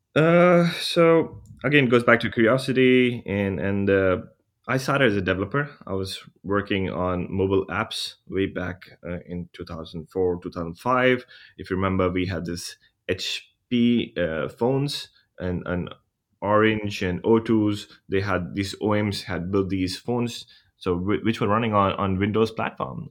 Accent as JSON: {"language": "English", "country": "India", "moved": "yes", "said": "I'm from India"}